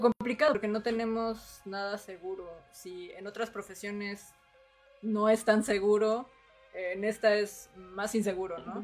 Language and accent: Spanish; Mexico City, Mexico; now in Cuernavaca, Mexico; yo no soy de acá de Cuernavaca, yo soy de la Ciudad de México